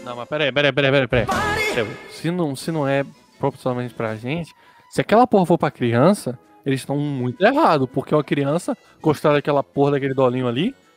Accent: Bahia, Brazil; descobri que eu sou da Bahia

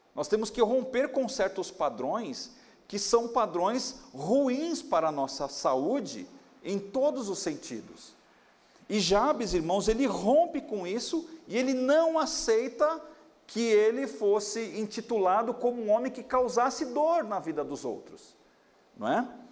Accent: São Paulo, Brazil; eu nasci aqui na Moca

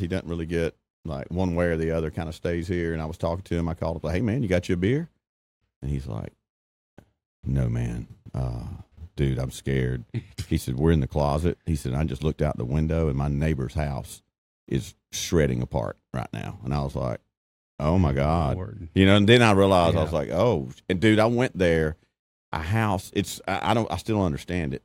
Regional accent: Alabama, United States; growing up in Alabama, even going to school at Troy.

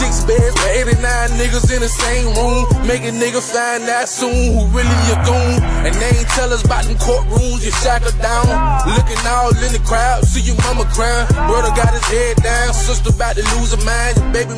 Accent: Miami, Florida, United States; I'm from Miami, Florida.

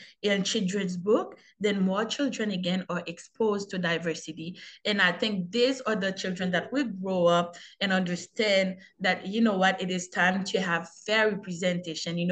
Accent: Haiti; now in Canada; as a young Haitian growing up

